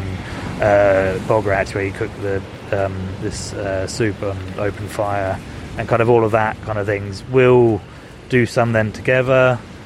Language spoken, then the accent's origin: English; Scarborough, Yorkshire and the Humber, United Kingdom; I grew up on the Scarborough coast